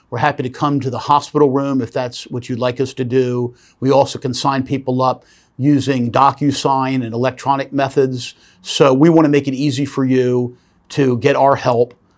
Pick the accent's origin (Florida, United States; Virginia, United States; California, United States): Virginia, United States; Norfolk; here in my hometown of Norfolk, Virginia